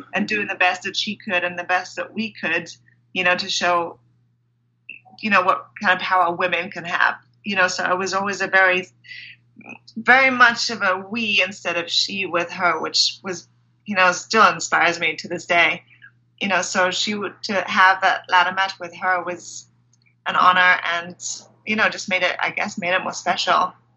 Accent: Germany; moved away as an adult; also born or lived in England / London; I grew up in Germany, so I went to school in Germany, and then I actually moved to England to go to university

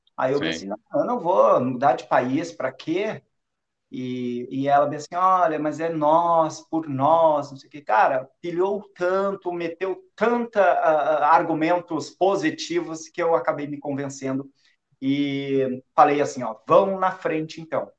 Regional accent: Porto Alegre, Rio Grande do Sul, Brazil; moved away as an adult; now in Portugal; Eu saí lá do Rio Grande do Sul, Porto Alegre

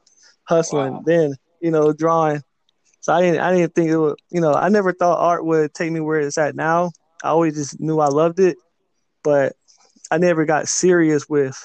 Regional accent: Winston-Salem, North Carolina, United States; also born or lived in South Korea / Charlotte, North Carolina; I guess I'm originally from South Korea, actually. I was born in Korea, but I moved to the United States when I was around like 4 years old. And I grew up in Winston-Salem, North Carolina. So like an hour from Charlotte, North Carolina.

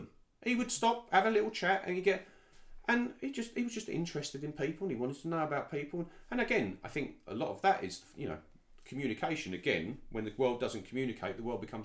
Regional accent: United Kingdom; also born or lived in Dubai / London; myself as a British guy

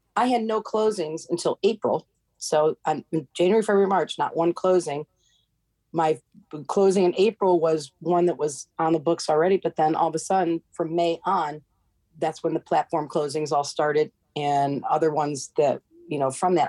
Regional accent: Seneca Falls, New York, United States; now in Cape Coral, United States; where I grew up in upstate New York, my hometown, Seneca Falls

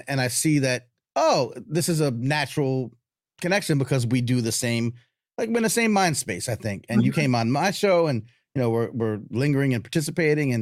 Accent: Long Island, New York, United States; now in Atlanta, United States; I grew up in New York. I'm as you could probably tell because I talk fast and you know, I'm in Atlanta now. So I tell people like I'm from New York. They're like, we know. excuse me. But I grew up in Long Island

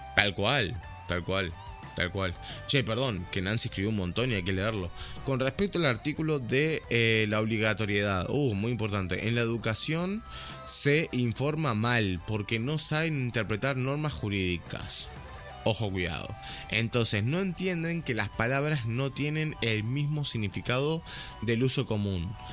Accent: Uruguay; Yo soy negro, soy uruguayo

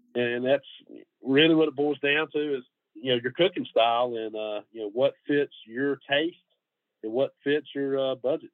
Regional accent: Middle Georgia, United States; moved away as an adult; now in Gainesville, United States; I'm from Middle Georgia

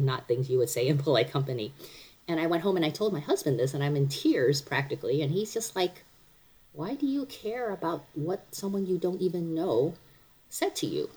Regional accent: Cleveland, Ohio, United States; also born or lived in Taiwan; now in Frederick, United States; I mostly grew up in Cleveland

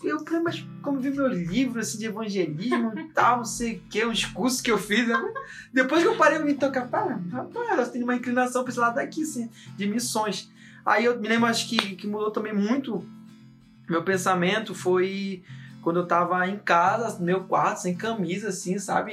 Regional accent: Belém, Pará, Brazil; eu nasci em Belém

